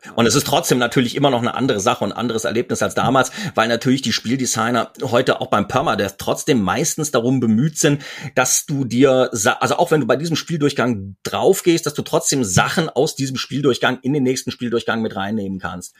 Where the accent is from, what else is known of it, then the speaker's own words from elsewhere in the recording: Mainz, Rhineland-Palatinate, Germany; also born or lived in Cologne; gebürtiger Kölner in Mainz aufgewachsen